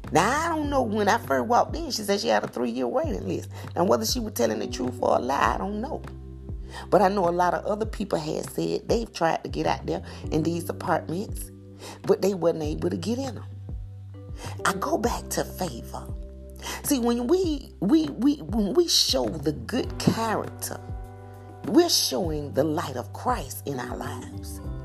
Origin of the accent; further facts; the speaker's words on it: hometown near Macon, Georgia, United States; moved away as an adult; my hometown